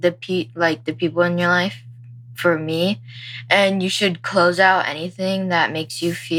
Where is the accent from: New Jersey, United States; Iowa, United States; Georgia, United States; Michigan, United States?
Iowa, United States; it's nice growing up in Iowa because it's peaceful here, you know? It's not like one of those big states, I guess.